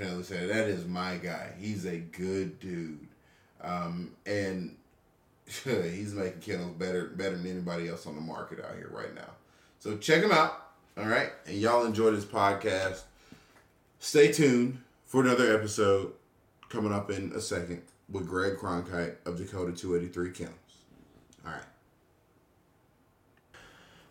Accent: Atlanta, Georgia, United States; me and my wife are Atlanta natives. We are born and raised in Atlanta

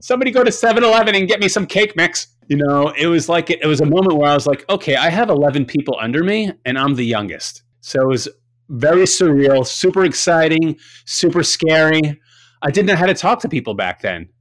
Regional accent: Long Island, New York, United States; growing up in Long Island

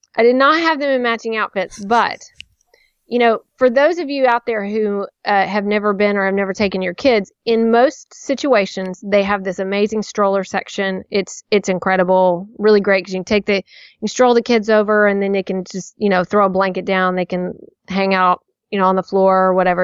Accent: Nashville, Tennessee, United States; someone I knew from childhood growing up, you know, just growing up in Nashville

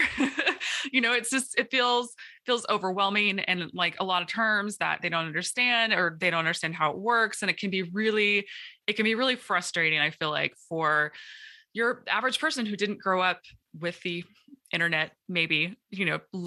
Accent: North Dakota, United States; I grew up in North Dakota, so I grew up where it was chilly.

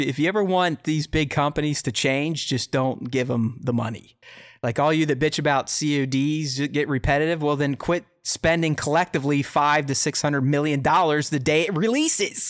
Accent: United States; I'm an American

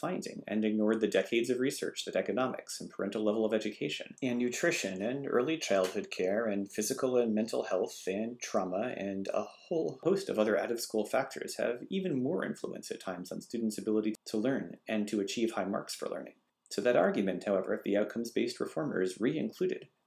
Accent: Massachusetts, United States; my home state of Massachusetts

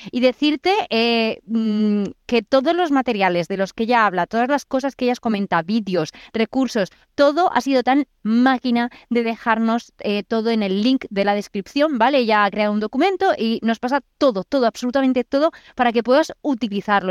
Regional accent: Spain; soy española

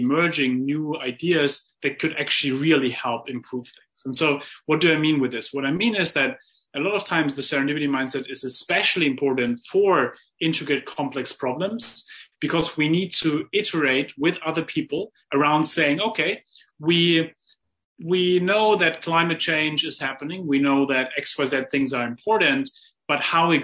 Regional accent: Germany; I grew up in Germany

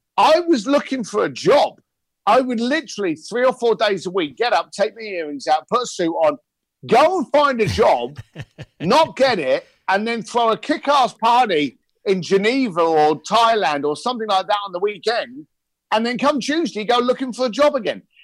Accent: London, United Kingdom; moved away as an adult; also born or lived in Hong Kong; I'm a, I'm a bricklayer from East London.

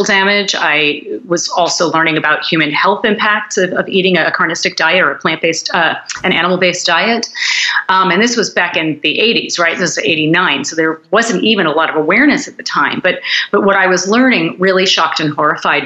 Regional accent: United States; I grew up in the United States

